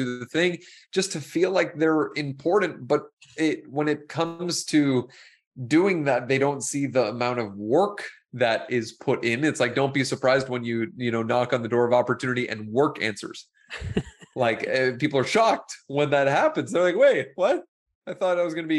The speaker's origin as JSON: {"language": "English", "town": "Toronto", "region": "Ontario", "country": "Canada", "also_born_or_lived": "Nicaragua", "said": "I'm from Toronto"}